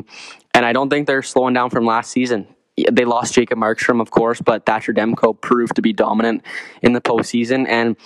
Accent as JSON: {"language": "English", "town": "Vancouver", "region": "British Columbia", "country": "Canada", "tie": "born or raised there", "said": "my hometown team, my favorite team, the Vancouver Canucks"}